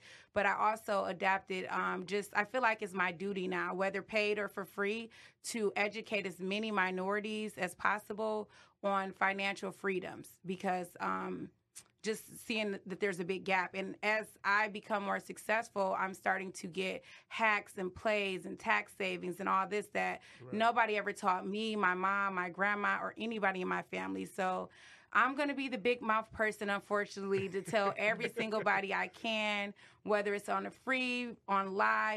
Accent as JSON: {"language": "English", "town": "Detroit", "region": "Michigan", "country": "United States", "said": "I'm from Detroit"}